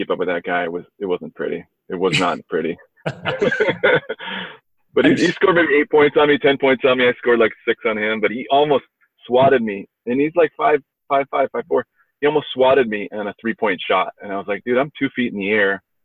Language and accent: English; Northern California, United States; I grew up in Northern California